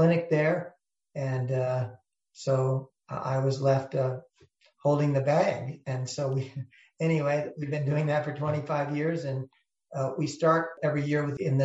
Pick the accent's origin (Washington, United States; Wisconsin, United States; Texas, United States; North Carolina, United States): Washington, United States; Yakima; also born or lived in Loma Linda, California; I grew up here in Yakima since I was about 8 years old